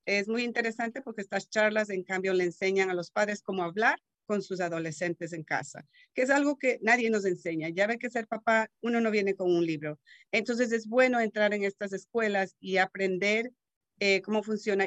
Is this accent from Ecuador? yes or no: yes; Ecuador; now in Marin County, United States; soy de Ecuador, llevo ya 30 años en este país